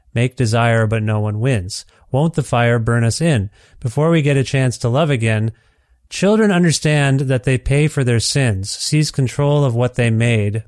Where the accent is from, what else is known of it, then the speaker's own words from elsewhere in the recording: Ontario, Canada; moved away as an adult; now in Edmonton, Canada; I'm from Ontario. My family and I are from Ontario